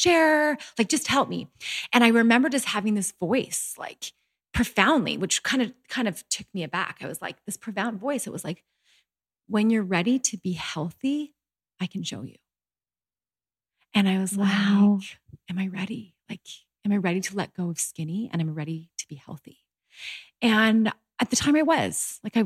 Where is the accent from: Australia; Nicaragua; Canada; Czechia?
Canada; born or raised there; moved away as an adult; also born or lived in Utah